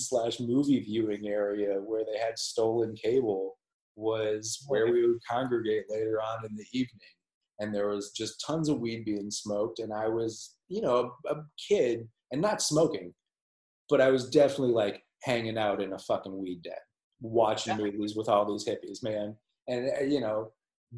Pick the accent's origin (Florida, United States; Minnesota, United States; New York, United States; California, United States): Minnesota, United States; Minneapolis; I was born and raised in Minneapolis